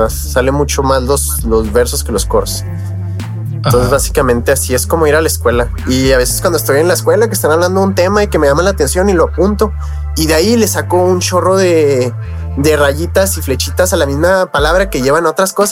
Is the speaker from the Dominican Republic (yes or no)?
no; Mexico; ese soy mexicano, Simón, hago música de hip hop, se creó en Estados Unidos, Simón, pero yo soy mexicano al final de cuentas